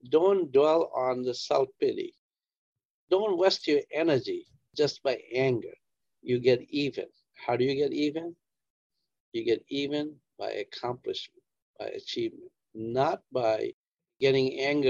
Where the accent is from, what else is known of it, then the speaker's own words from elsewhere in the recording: India; moved away as an adult; also born or lived in Worcester, Massachusetts / Rhode Island; now in United States; I grew up in India